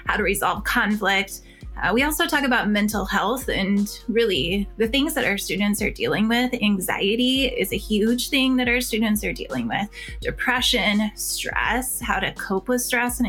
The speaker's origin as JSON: {"language": "English", "town": "Chicago Heights", "region": "Illinois", "country": "United States", "tie": "born or raised there", "moved": "yes", "said": "I'm from Chicago."}